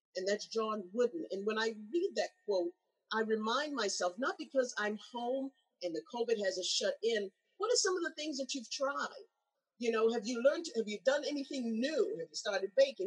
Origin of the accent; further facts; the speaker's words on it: England, United Kingdom; when I grew up in England